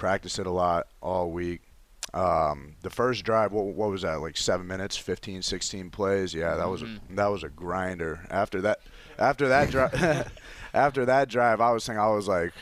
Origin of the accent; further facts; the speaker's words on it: New Baltimore, Michigan, United States; I'm from New Baltimore, Michigan